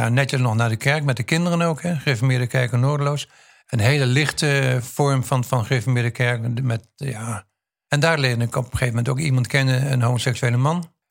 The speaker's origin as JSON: {"language": "Dutch", "country": "Indonesia", "also_born_or_lived": "Queensland, Australia", "said": "Kom ik uit Indonesië of Indië vandaan."}